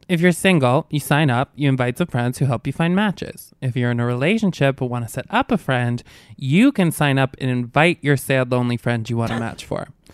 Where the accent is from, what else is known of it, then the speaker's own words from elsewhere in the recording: Albany, New York, United States; moved away; I'm from upstate, from Albany